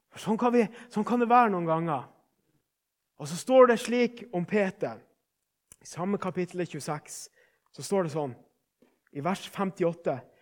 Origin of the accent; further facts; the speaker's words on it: Northern Norway, Norway; Vi er fra Nord-Norge